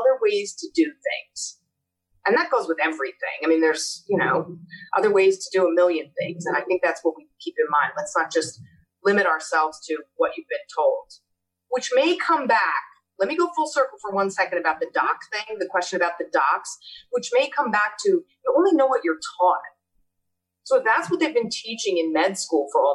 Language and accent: English; Red Bank, New Jersey, United States; now in Asbury Park, United States; I grew up in Red Bank, so I transitioned back to that area